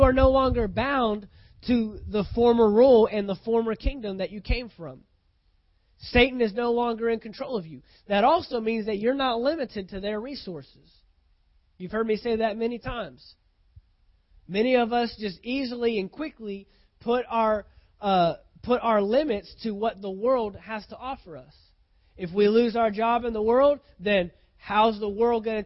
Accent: United States; as an American citizen

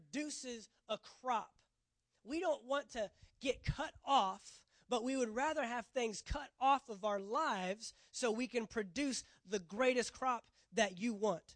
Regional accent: Texas, United States; I'm from Texas

